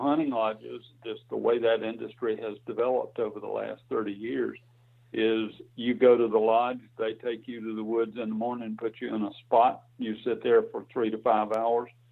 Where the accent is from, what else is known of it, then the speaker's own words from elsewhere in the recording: Alabama, United States; I grew up on a farm in Alabama and went to school. Did all my education in Alabama.